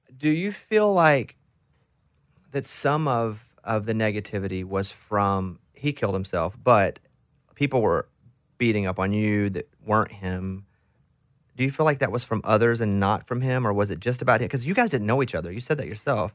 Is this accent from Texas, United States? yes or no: no; Mountain Pine, Arkansas, United States; moved away; I grew up in Arkansas